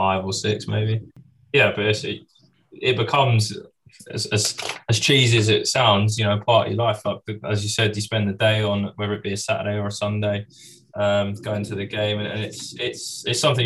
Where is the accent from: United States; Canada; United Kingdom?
United Kingdom; London; we grew up in Finsbury Park.